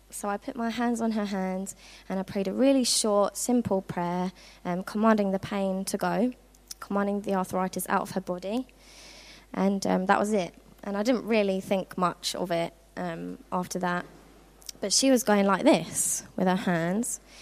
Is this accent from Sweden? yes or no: no; Worthing, South East England, United Kingdom; moved away as an adult; now in Norfolk, United Kingdom; I'm originally from Worthing, which is on the south coast of England